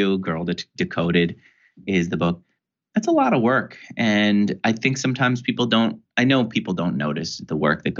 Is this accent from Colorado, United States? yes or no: no; New York, United States; I grew up in New York.